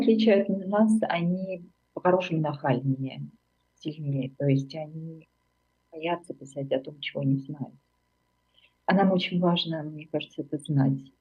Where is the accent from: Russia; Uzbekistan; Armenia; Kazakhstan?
Armenia; moved away as an adult; now in Germany; я из Армении